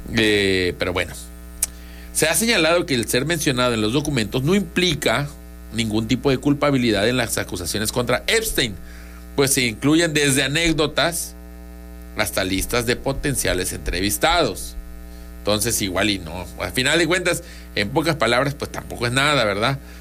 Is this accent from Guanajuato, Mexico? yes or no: no; Tabasco, Mexico; somos tabasqueños